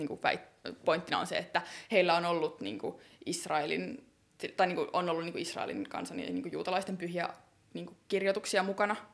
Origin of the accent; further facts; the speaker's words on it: Helsinki, Uusimaa, Finland; mä oon kasvanut Helsingin Myllypurossa